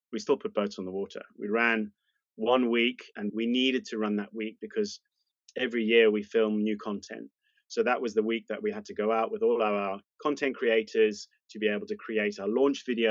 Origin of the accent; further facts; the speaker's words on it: South Africa; moved away as an adult; now in United Kingdom; Moved to the UK, there was a small change in the law around being South African, and I took advantage of that, moved to the UK